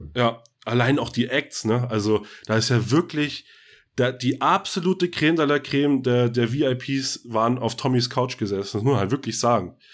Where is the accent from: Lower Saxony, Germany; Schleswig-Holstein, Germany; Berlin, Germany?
Schleswig-Holstein, Germany; Scharbeutz; also born or lived in Bad Oldesloe; gebürtig aus, geboren in Bad Oldesloe, groß geworden in Scharbeutz